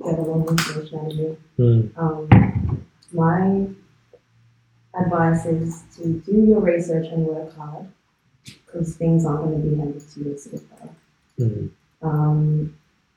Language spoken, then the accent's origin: English; Melbourne, Victoria, Australia; We're from Melbourne